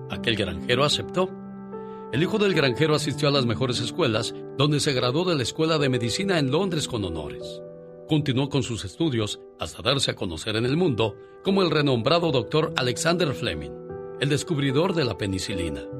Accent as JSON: {"language": "Spanish", "region": "Jalisco", "country": "Mexico", "moved": "yes", "said": "Cómo no, porque un día salí de la Ciénega, Jalisco. Pero la Ciénega, Jalisco nunca salió de mí."}